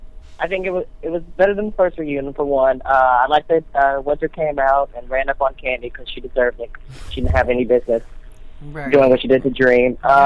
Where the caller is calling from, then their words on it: Missouri, United States; I'm calling from Missouri.